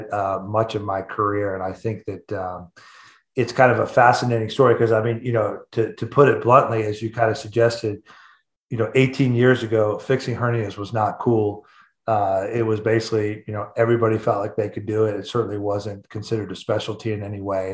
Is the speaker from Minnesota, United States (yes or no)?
no; Atlanta, Georgia, United States; moved away as an adult; also born or lived in Nashville, Tennessee / Vail, Colorado; I'm actually a Southern boy by heart. I grew up in Atlanta, Georgia